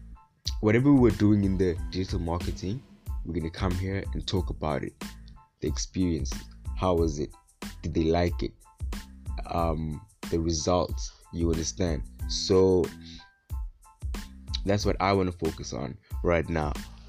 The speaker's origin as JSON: {"language": "English", "region": "Western Cape", "country": "South Africa", "said": "I'm from Gwalanga, part of IMK."}